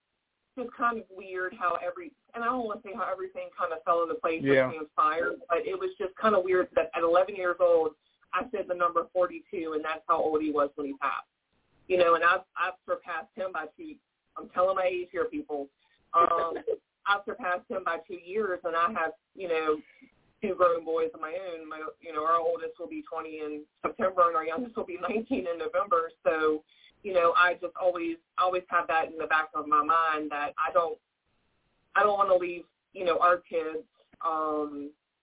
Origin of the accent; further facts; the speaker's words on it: Virginia, United States; I was born and raised here in Virginia. I've never moved. I've never lived anywhere else